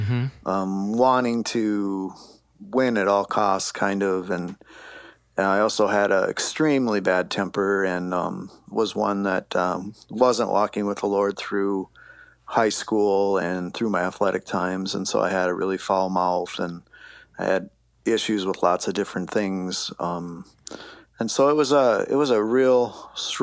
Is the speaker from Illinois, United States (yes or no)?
no; Lakeville, Minnesota, United States; I grew up in Lakeville, Minnesota, when it was actually a small town